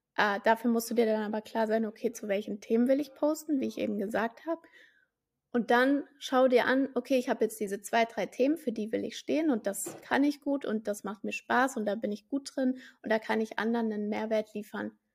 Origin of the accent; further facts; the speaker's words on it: Frankfurt am Main, Hesse, Germany; ich bin ja gebürtig aus Frankfurt am Main